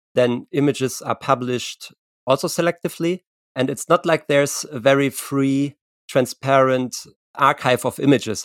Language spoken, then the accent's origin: English; Germany; I'm from I'm from Germany.